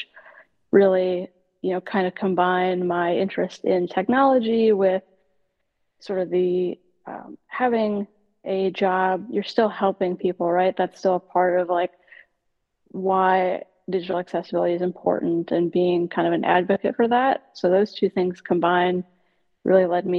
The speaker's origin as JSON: {"language": "English", "region": "Nebraska", "country": "United States", "tie": "born or raised there", "also_born_or_lived": "Hawaii / Texas", "moved": "as an adult", "lives_now": "Minneapolis, United States", "said": "I grew up in Nebraska"}